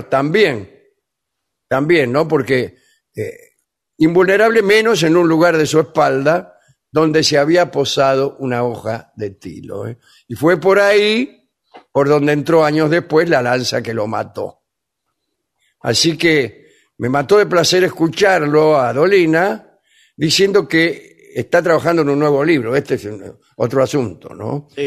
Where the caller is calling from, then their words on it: Lomas del Mirador, Buenos Aires Province, Argentina; Vengadores … de Lomas del Mirador.